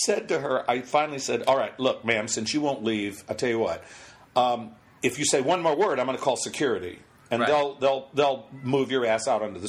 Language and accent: English; North Carolina, United States; moved away; I'm from North Carolina originally